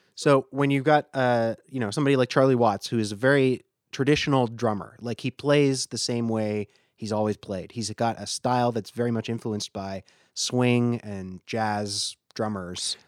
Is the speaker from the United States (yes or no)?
no; Canada; we're both Canadian